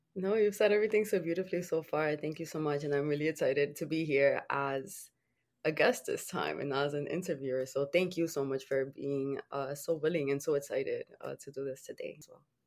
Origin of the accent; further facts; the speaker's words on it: Dominican Republic; I was born in the Dominican Republic